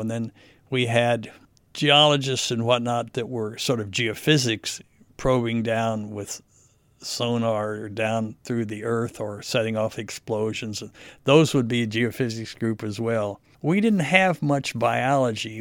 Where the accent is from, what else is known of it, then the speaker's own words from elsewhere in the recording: United States; I was an American